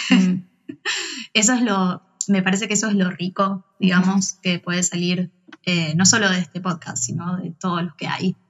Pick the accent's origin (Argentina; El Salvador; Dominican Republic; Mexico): Argentina; Cañada de Gómez, Santa Fe; soy de Cañada de Gómez, al igual que Eli. y nos conocemos de compañeras del secundario